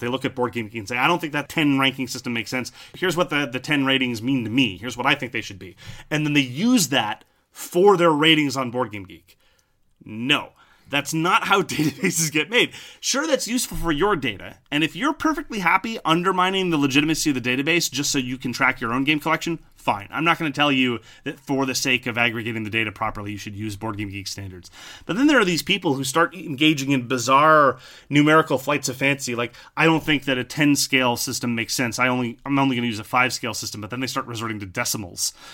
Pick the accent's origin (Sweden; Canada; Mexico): Canada; French Canada; I'm from French Canada